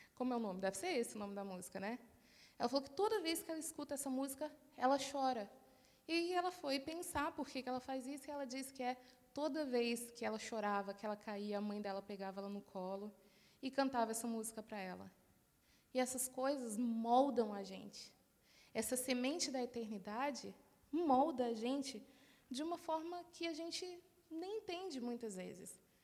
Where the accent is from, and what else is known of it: Brazil; now in Australia